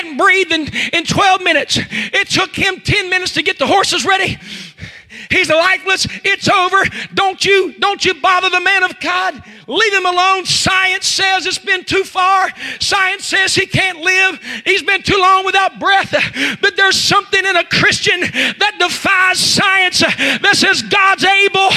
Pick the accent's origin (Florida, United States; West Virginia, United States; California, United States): West Virginia, United States; accent: West Virginia; now in Zanesville, United States; I'm from West Virginia. Could you not hear that West Virginia in there?